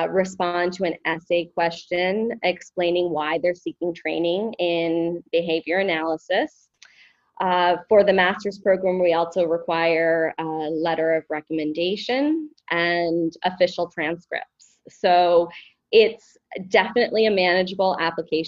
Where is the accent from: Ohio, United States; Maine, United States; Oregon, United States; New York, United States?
Maine, United States; I actually was born and raised in Maine